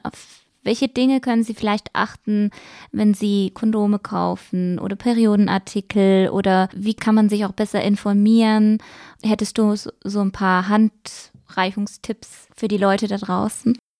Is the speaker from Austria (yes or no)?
no; Switzerland; Bei uns in der Schweiz